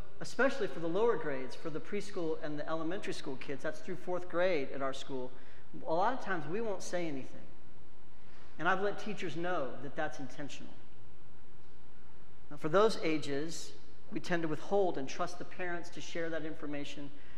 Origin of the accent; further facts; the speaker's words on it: United States; I love being an American